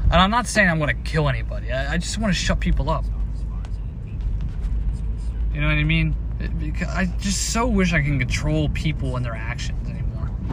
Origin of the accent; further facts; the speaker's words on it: United States; as an American